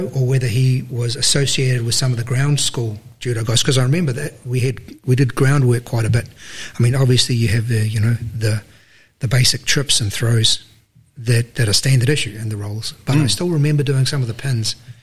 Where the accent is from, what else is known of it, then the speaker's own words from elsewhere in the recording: Auckland, New Zealand; I grew up on the North Shore